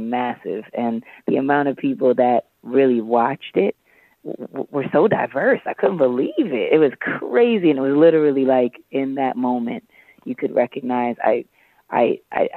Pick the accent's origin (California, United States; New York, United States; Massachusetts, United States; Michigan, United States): New York, United States; New York City; I was from Harlem